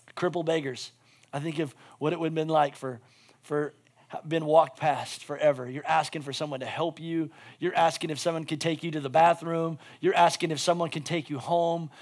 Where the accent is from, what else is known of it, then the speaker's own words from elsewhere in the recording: United States; as an American